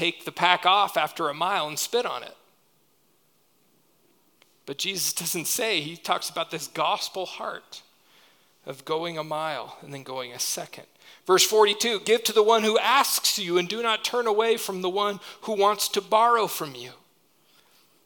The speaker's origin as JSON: {"language": "English", "country": "United States", "said": "we do as American Christians"}